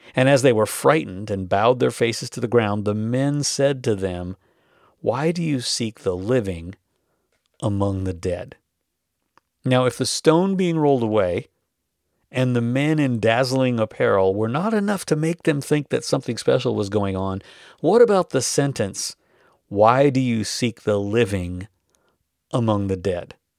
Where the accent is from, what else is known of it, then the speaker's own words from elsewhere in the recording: North Dakota, United States; I grew up in North Dakota.